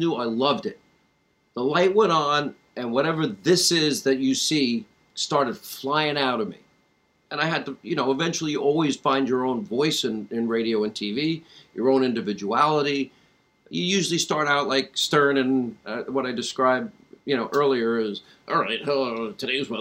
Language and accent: English; Franklin Square, New York, United States; I grew up in Franklin Square, Long Island